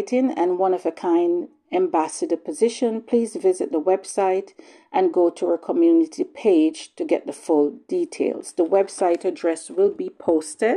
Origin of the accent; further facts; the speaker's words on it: Jamaica; now in Bowmanville, Canada; I was born in Jamaica. And back home